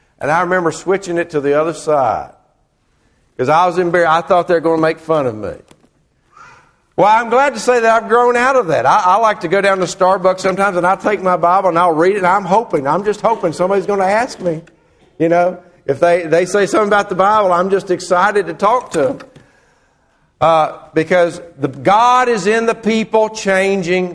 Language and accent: English; Murfreesboro, Tennessee, United States; I grew up in Murfreesboro, Tennessee